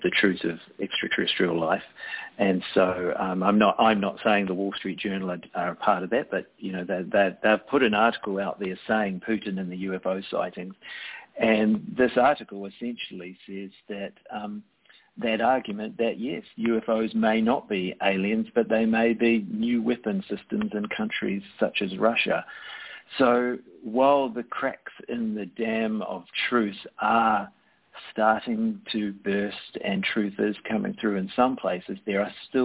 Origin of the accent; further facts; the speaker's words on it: New Zealand; as a New Zealander